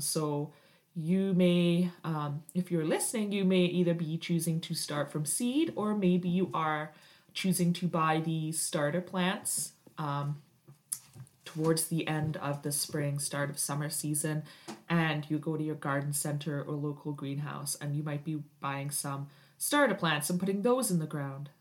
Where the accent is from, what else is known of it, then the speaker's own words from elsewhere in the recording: United Kingdom; now in Canada; I am Canadian, but I did grow up in Britain